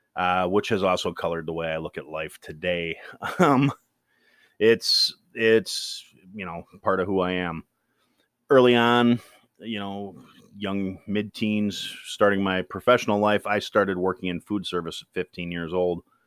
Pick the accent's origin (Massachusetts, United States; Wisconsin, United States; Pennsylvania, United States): Wisconsin, United States; Kenosha; moved away; I am from Kenosha, Wisconsin. That's a small town in the southeast corner of Wisconsin